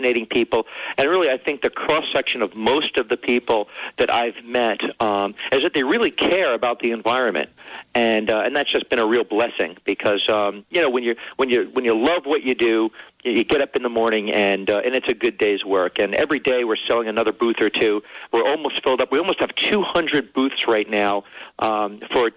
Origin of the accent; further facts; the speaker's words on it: New York City, New York, United States; I was born in Manhattan